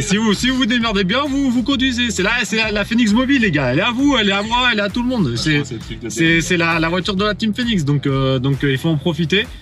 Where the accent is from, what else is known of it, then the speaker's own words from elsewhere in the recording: Paris, Île-de-France, France; on sent que je suis de Paris